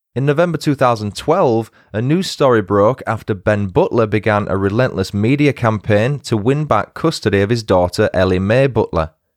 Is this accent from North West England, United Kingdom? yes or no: no; York, Yorkshire and the Humber, United Kingdom; we're both from the north. She's northeast and I'm from York